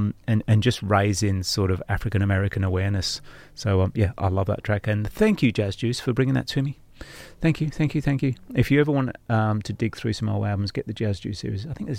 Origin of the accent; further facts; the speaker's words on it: Northampton, East Midlands, United Kingdom; I'm from Northampton.